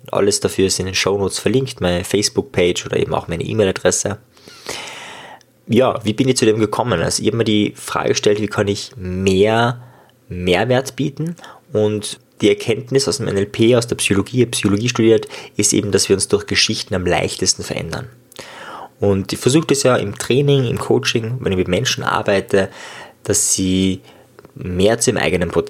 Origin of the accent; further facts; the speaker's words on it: Austria; Ja, ich komme aus Österreich und auch viele oder manche meiner Gäste sind aus Österreich und äh, wenn ich mit Österreichern rede, rede ich meistens Österreichisch, man hört es schon.